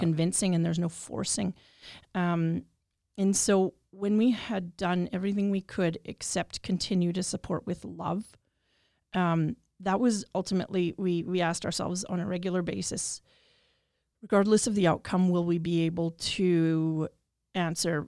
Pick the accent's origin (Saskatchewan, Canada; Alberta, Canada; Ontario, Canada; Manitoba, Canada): Saskatchewan, Canada; Regina; I'm born and raised in Regina, Treaty Four territory